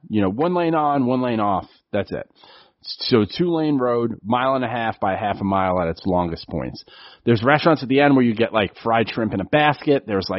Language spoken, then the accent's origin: English; New York City, New York, United States; And so I grew up on City Island. And City Island is racist, is really the best way okay. to put it. Grew up around racism